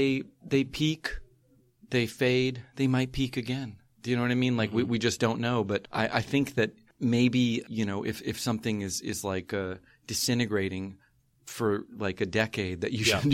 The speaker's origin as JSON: {"language": "English", "region": "rural north central Florida", "country": "United States", "tie": "born or raised there", "moved": "yes", "lives_now": "San Francisco, United States", "said": "I'm from Florida. I'm from rural north central Florida, like Gainesville, Suwannee River, Williston, Jacksonville."}